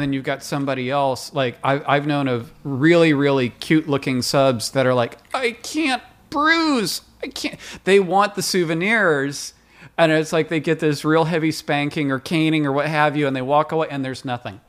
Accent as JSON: {"language": "English", "town": "Livermore", "region": "California", "country": "United States", "tie": "born or raised there", "also_born_or_lived": "Bay Area, California", "moved": "yes", "lives_now": "Los Angeles, United States", "said": "I was raised in Livermore, California, a redneck town"}